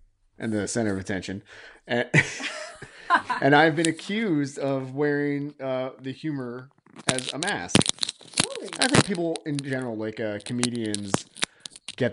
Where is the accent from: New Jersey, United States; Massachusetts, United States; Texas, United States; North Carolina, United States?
New Jersey, United States; also born or lived in South Korea; I grew up in Jersey